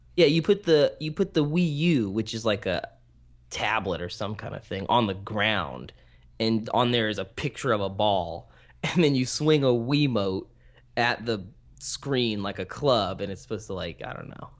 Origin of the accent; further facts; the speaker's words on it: American Canyon, California, United States; I grew up in American Canyon